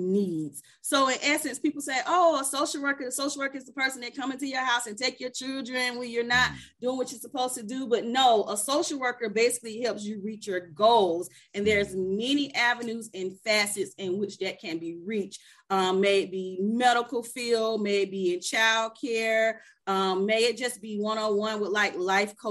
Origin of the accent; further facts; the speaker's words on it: Atlanta, Georgia, United States; I am from Atlanta, Georgia. I am a Grady baby.